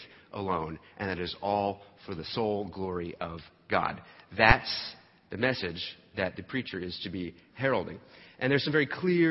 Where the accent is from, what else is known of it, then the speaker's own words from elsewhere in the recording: New Jersey, United States; I grew up in New Jersey